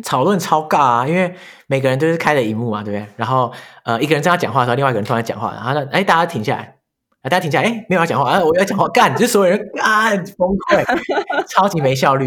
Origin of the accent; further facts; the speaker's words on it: New Taipei, Taiwan; first language Chinese; 我是台北人嘛 嗯，新北人